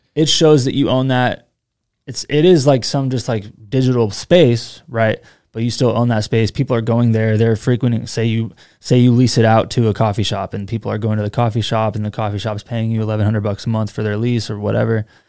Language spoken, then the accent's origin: English; Seattle, Washington, United States; now in Austin, United States; I'm from Seattle